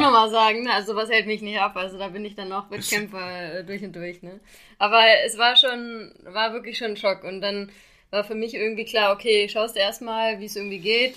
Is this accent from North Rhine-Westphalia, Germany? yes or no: yes; Xanten, North Rhine-Westphalia, Germany; in Xanten bin ich zur Schule gegangen und deshalb ist das quasi fast meine Heimat